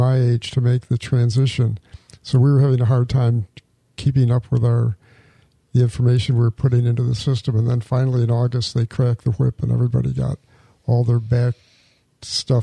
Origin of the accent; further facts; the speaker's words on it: a small town outside Rochester, New York, United States; moved away as an adult; now in Palm Coast, United States; I grew up in Rochester, New York, or in a small town outside Rochester, New York